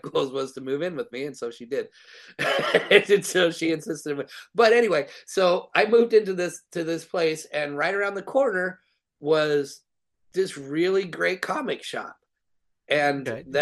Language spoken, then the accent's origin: English; North Highlands, California, United States; I grew up in North Highlands